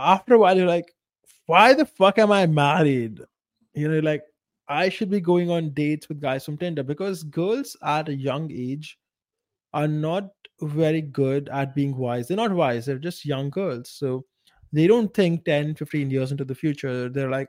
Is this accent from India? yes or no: yes; India; moved away; a small village in India, in my hometown, and that entire place, my entire culture is extremely conservative, even by Indian standards